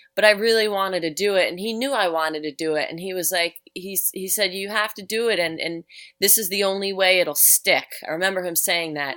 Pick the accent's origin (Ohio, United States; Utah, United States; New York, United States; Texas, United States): New York, United States; New York City; now in Upstate New York, United States; I grew up in New York City. I grew up on Staten Island.